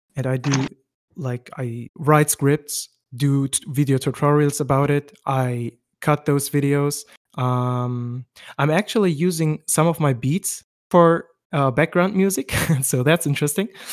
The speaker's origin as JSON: {"language": "English", "region": "West Germany", "country": "Germany", "said": "I'm from West Germany. I have Turkish roots"}